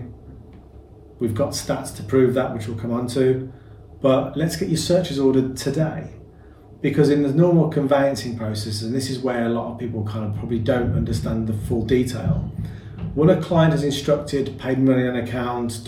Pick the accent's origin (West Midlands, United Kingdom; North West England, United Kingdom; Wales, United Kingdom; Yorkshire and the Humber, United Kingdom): West Midlands, United Kingdom; Birmingham; accent: Birmingham; Can you not tell by the accent? My international Birmingham accent that I've got.